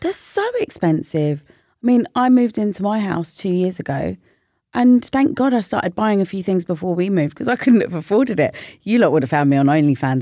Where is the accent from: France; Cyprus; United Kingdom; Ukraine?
United Kingdom; London; I lived in North London I grew up in North London.